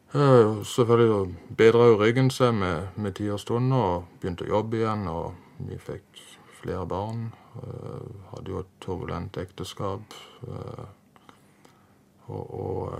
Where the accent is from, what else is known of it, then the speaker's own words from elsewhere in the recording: Farsund, Agder, Norway; Jeg er oppvokst i Farsund, eller Spinn, nærmere sagt